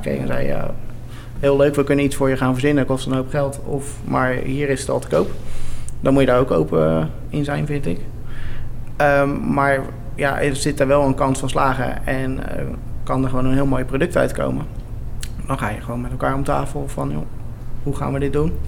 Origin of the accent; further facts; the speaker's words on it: Westland, South Holland, Netherlands; we komen uit het Westland